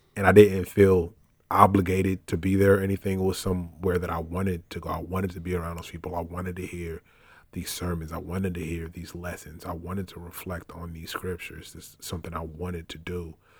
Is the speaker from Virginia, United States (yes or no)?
yes; Richmond, Virginia, United States; moved away as an adult; also born or lived in Brooklyn, New York; now in Miami, United States; Before that, I called Richmond, Virginia home, where I did most of my growing up, though I was born in Brooklyn, New York